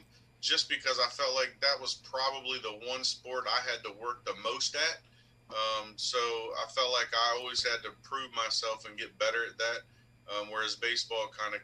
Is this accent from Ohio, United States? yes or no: no; Cambridge, Maryland, United States; also born or lived in Woolford, Maryland; I grew up in Cambridge, born and raised. My parents moved down to Wolford, which is about 10 miles outside of Cambridge, when I began high school. But born and raised in the area